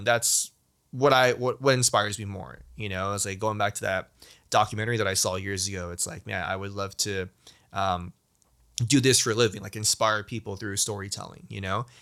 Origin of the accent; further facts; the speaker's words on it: United States; being Asian American, especially being Chinese American